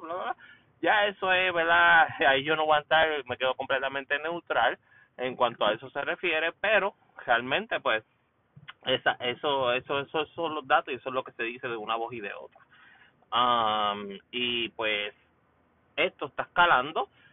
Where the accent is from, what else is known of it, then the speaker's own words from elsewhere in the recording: Puerto Rico; now in United States; Puerto Rico, por supuesto, en la casa, mi país natal